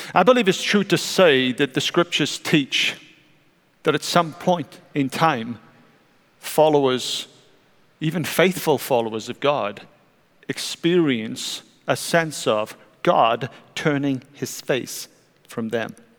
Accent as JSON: {"language": "English", "area": "South Welsh coast", "region": "Wales", "country": "United Kingdom", "tie": "born or raised there", "moved": "yes", "lives_now": "United States", "said": "I grew up on the South Welsh coast"}